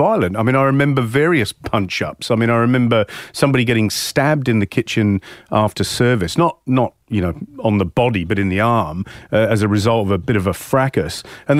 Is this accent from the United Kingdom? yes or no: yes; Hayling Island, South East England, United Kingdom; I think we lived a very lucky childhood growing up on Hailing.